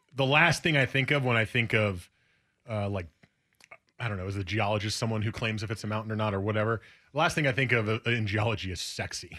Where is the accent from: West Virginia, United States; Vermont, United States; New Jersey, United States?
New Jersey, United States; moved away as an adult; now in Portland, United States; I grew up in New Jersey.